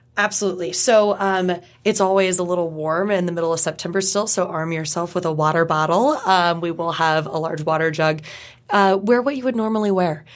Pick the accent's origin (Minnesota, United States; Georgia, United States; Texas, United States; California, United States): California, United States; moved away as an adult; now in Pittsburgh, United States; I wasn't raised on the reservation in Oklahoma. I was raised in California